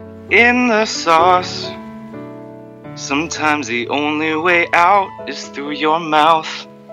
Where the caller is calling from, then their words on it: Austin, Texas, United States; I'm calling from Austin, Texas.